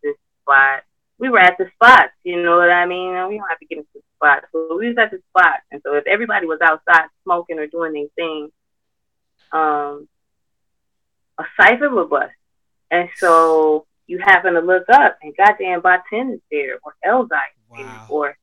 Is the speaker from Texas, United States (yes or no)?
no; Detroit, Michigan, United States; I'm from Detroit.